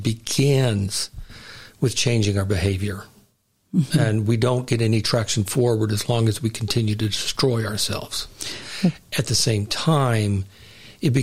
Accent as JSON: {"language": "English", "town": "Houston", "region": "Texas", "country": "United States", "tie": "born or raised there", "moved": "yes", "said": "Houston, my hometown, where my parents are buried"}